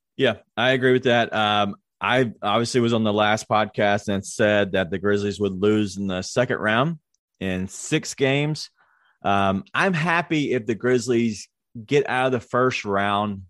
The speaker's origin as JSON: {"language": "English", "town": "Memphis", "region": "Tennessee", "country": "United States", "said": "we're from Memphis"}